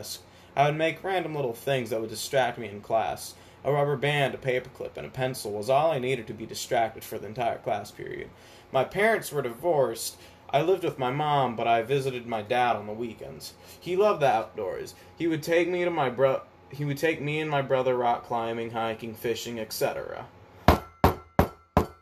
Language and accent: English; Atlanta, Georgia, United States; I was born in Atlanta, Georgia